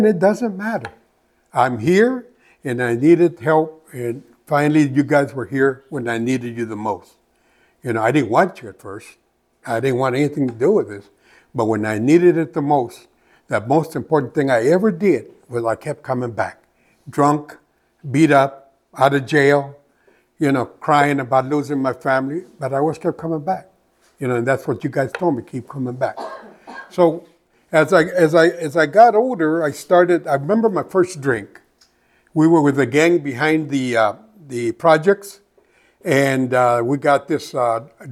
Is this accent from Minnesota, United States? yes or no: no; Phoenix, Arizona, United States; I come from West Phoenix. You know, I grew up there